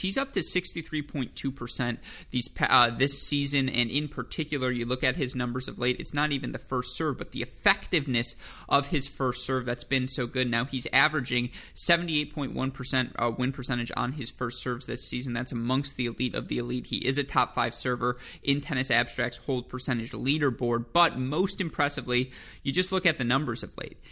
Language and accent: English; United States; an American tennis fan